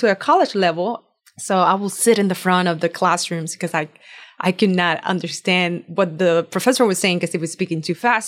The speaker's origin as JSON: {"language": "English", "country": "Puerto Rico", "tie": "born or raised there", "first_language": "Spanish", "second_language": "English", "moved": "as an adult", "lives_now": "United States", "said": "Born and raised in Puerto Rico, I actually just moved here when I married my husband"}